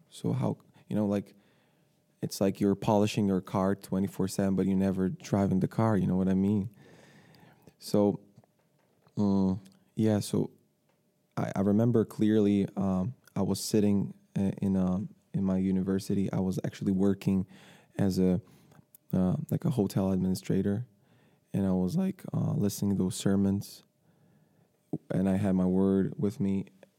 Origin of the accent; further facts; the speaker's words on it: Ukraine; born there; English is a second language; moved away as an adult; also born or lived in Ireland; I was born in Ukraine, yes.